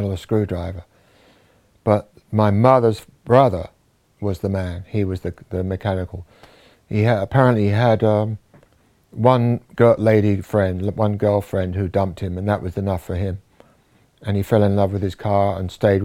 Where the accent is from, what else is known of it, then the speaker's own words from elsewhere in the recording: Wallington, London, United Kingdom; I was born in Wallington, in Surrey, in 1944